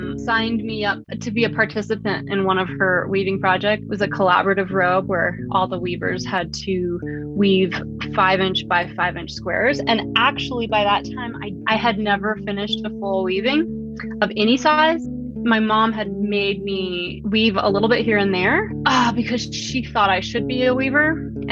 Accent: Pagosa Springs, Colorado, United States; I'm currently living in the Southwest, where I grew up here in Pagosa Springs, Colorado

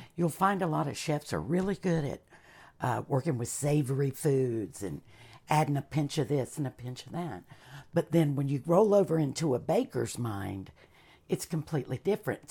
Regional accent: Charlotte, North Carolina, United States; also born or lived in Caribbean / Canada; I was raised in Charlotte, we were a little bit more urban

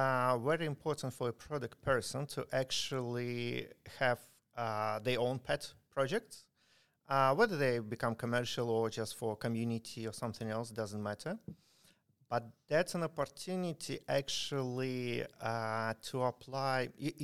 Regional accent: Ukraine; moved away

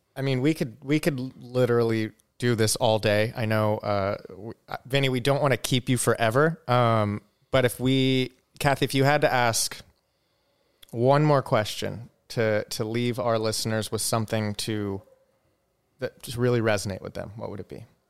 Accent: Southern California, United States; I grew up in Southern California

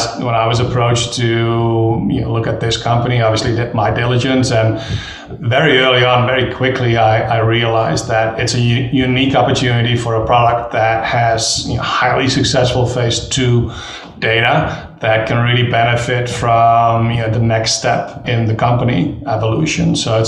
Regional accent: Netherlands; English is a second language; now in United States; Dutch national, still am, but studied partly in Australia.

